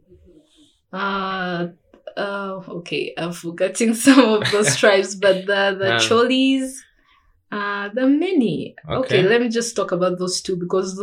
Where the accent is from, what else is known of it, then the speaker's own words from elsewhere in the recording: South Sudan; also born or lived in Juba, South Sudan / Kenya; I'm from South Sudan